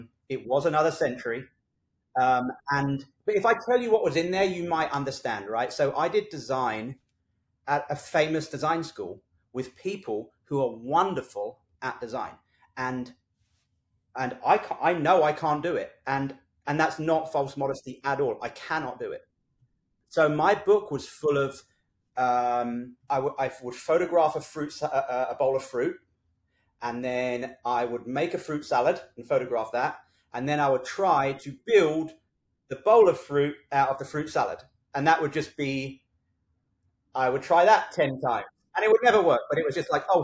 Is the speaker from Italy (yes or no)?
no; London, United Kingdom; moved away as an adult; also born or lived in Australia; now in Los Angeles, United States; So I'm from South London. I went to school there. I went to art college there